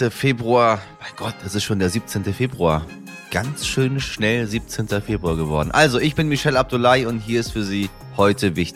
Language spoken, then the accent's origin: German; Hamburg, Germany; In meiner Heimatstadt Hamburg war eine der jüngsten Patientinnen im letzten Jahr gerade mal 24 Jahre alt.